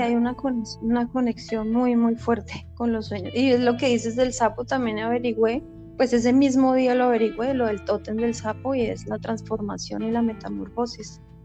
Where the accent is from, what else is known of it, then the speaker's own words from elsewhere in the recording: Bogotá, Colombia; moved away; yo soy de Bogotá